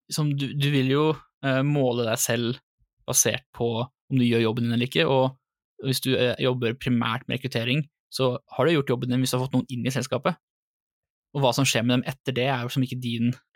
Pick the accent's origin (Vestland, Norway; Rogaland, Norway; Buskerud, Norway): Buskerud, Norway; Drammen; accent: Drammen dialect; also born or lived in Lier; Min utprega drammensdialekt